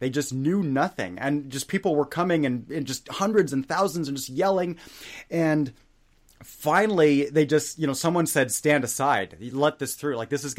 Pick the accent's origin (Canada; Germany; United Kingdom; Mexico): Germany; And my parents are both American, you know, but we were raised in Germany.